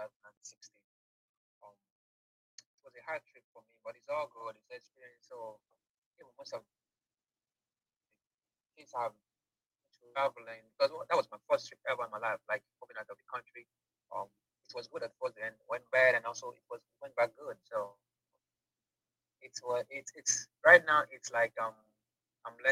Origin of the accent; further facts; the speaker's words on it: Igbo, Igboland, Nigeria; first language Igbo; English is a second language; moved away as an adult; now in Dubai, United Arab Emirates; I'm an Igbo boy.